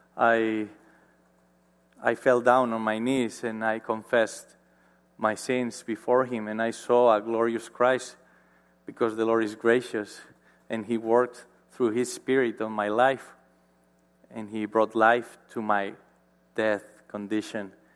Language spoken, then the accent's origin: English; Marín, Galicia, Spain; born or raised there; English is a second language